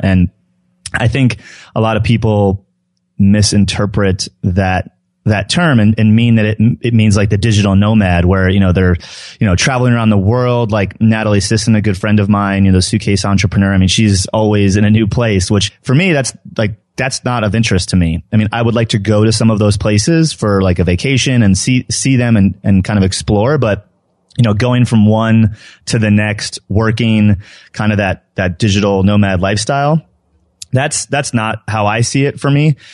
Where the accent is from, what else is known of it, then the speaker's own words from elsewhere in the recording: New Jersey, United States; now in Denver, United States; I grew up in New Jersey